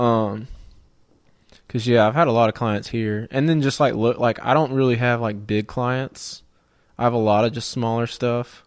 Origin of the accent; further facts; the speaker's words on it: right outside of Auburn, Georgia, United States; I grew up in Georgia, right outside of Auburn, in a no-name town